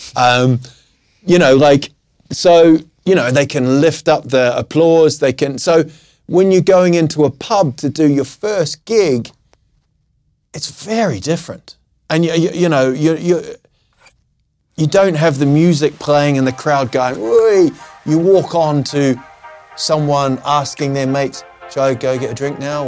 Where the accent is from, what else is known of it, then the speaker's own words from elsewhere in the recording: New Zealand; moved away as an adult; also born or lived in England; now in Sweden; I was born in England, I grew up in New Zealand, and I've sort of found this niche, I would say, of being the outsider in Sweden